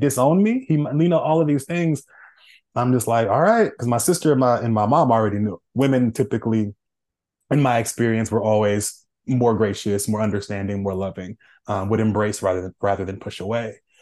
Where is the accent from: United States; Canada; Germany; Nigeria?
United States; Oakland, California; moved away; I'm born and raised in Oakland, California